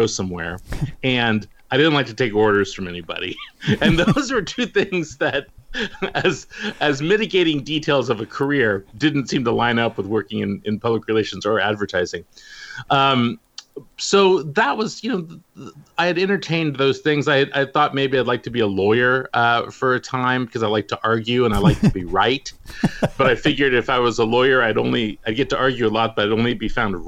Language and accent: English; the Bay Area, California, United States; growing up in the Bay Area